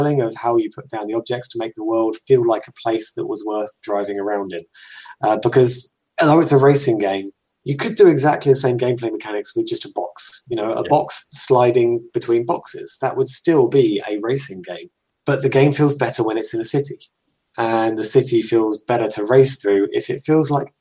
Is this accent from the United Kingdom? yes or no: yes; England, United Kingdom; I'm English, in case people hadn't already guessed by the accent.